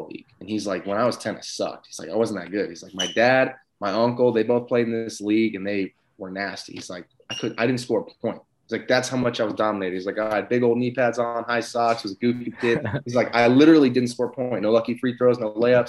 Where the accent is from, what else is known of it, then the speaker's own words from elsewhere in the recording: Southern California, United States; I'm from Southern California